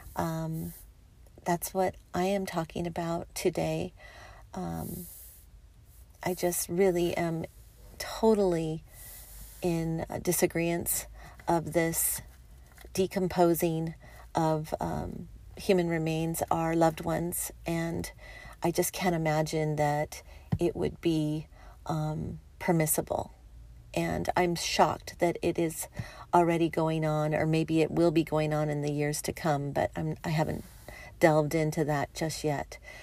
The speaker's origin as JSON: {"language": "English", "region": "California", "country": "United States", "tie": "born or raised there", "said": "I was born here. I'm a Californian"}